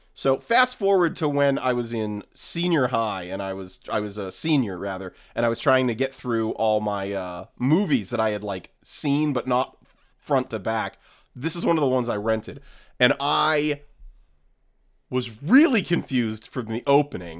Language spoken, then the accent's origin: English; New England, United States; now in Los Angeles, United States; I am I am from New England